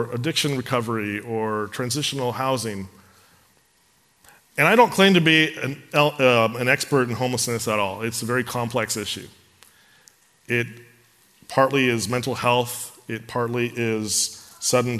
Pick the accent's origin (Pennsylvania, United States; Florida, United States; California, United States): California, United States; San Carlos; I grew up in San Carlos